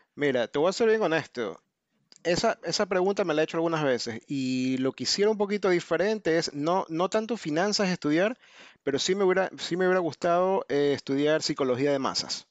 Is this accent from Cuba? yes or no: no; Ecuador; moved away as an adult; now in United States; soy de Ecuador, pero vivo en Estados Unidos desde el 2001.